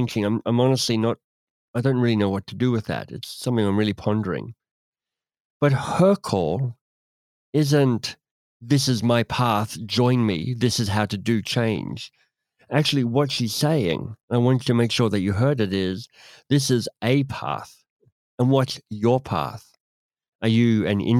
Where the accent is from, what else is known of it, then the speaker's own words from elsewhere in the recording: Australia; moved away; also born or lived in England / United States / Canada; As an Australian who's lived in Australia and England, tiny bit of time in the States and mostly in Canada